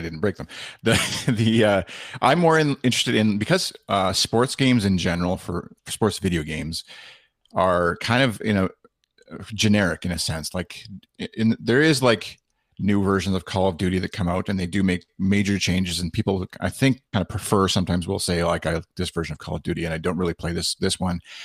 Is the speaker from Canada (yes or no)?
yes; Canada; being Canadian